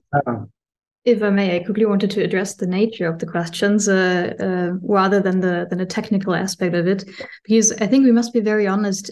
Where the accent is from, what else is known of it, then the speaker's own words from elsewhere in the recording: Germany; I come from Germany